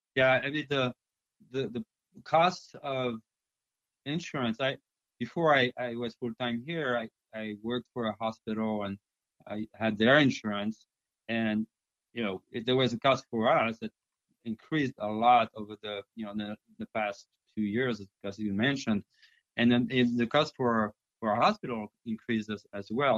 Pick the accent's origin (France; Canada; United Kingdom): France; first language French; English is a second language; moved away as an adult; also born or lived in China; now in United States; I'm from France